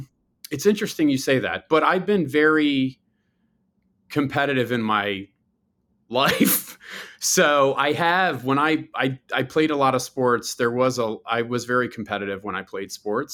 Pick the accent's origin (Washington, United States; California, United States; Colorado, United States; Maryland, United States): Maryland, United States; Baltimore; I'm from a pretty large family. I have six brothers and sisters. I grew up in Baltimore, which, you know, it's my favorite place on earth.